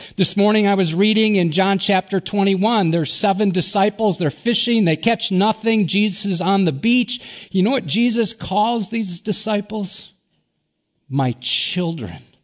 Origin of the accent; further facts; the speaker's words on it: Wisconsin, United States; I grew up in Wisconsin in a deer hunting family